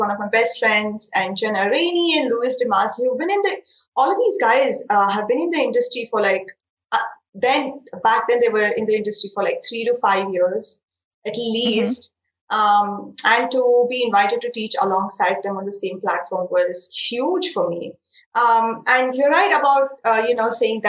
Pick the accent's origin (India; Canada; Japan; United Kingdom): India; English is a second language; Indian handmade paper that is made very close to my hometown